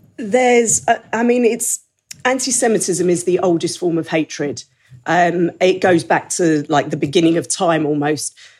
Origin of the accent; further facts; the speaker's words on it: United Kingdom; I'm British. I'm a British Jew